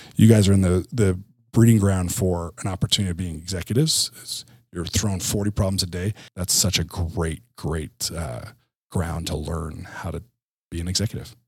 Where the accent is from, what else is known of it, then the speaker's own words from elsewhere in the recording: New Jersey, United States; moved away as an adult; also born or lived in Utah; born and raised in Jersey, like you said, but then moved to, um, Utah